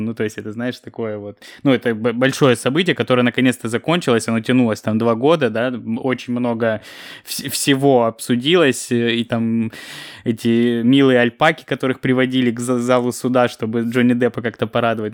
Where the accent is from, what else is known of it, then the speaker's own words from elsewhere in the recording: Kropotkin, Krasnodar Krai, Russia; moved away; когда Ксюша там с дядей приехали в Кропоткино, я все время их просил привезти мне какой-нибудь чизбургер